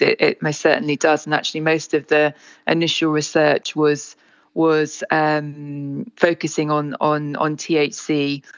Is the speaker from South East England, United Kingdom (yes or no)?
yes; Isle of Wight, South East England, United Kingdom; moved away as an adult; I grew up on the Isle of Wight. I was here really until until I went to university until 18